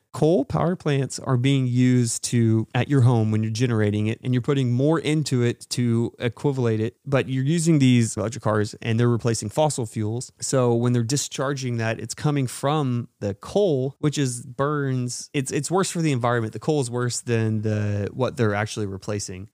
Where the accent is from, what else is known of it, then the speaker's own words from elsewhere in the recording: Texas, United States; But we're from Texas